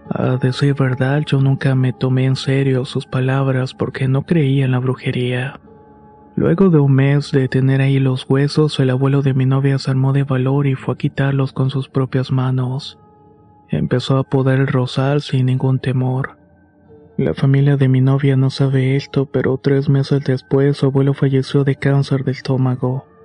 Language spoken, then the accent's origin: Spanish; Monclova, Coahuila, Mexico; now in Saltillo, Mexico; Fui yo quien se tuvo que ir a vivir a Saltillo. Soy originario de Monclova, pero mi novia es de Saltillo. Así que decidí moverme para poder pasar más tiempo con ella.